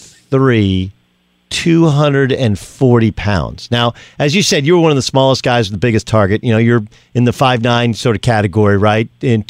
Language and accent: English; Southern California, United States; my childhood growing up in Southern California.